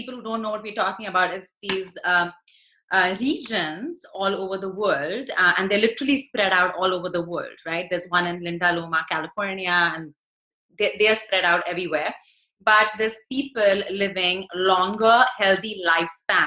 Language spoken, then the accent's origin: English; India; moved away; I was born in India